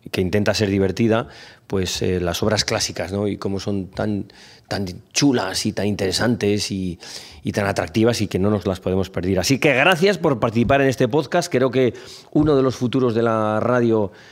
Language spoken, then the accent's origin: Spanish; Logroño, La Rioja, Spain; moved away; also born or lived in Zaragoza / Madrid; me nacieron en Logroño. bueno, yo soy de Zaragoza, de Logroño, soy de muchos sitios, sí. Bueno, pues soy de Logroño, una tierra vecina y amiga de, de, y de La Rioja, de Aragón.